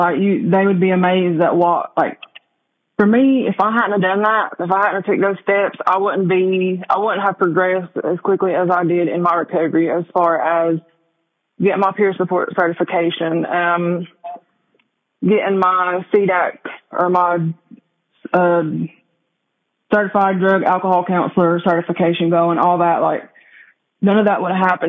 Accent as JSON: {"language": "English", "town": "Cherokee", "region": "North Carolina", "country": "United States", "tie": "born or raised there", "said": "I'm from Cherokee, North Carolina, born and raised here"}